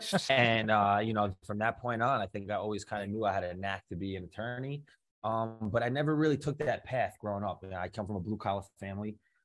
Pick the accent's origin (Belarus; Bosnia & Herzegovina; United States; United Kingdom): United States; Baldwin, New York; moved away as an adult; now in Matawan, United States; I'm originally from Long Island, Nassau County, Baldwin, New York.